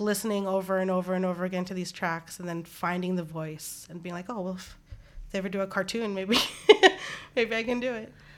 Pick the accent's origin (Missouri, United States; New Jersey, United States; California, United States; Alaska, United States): Alaska, United States; Anchorage; growing up in Anchorage, Alaska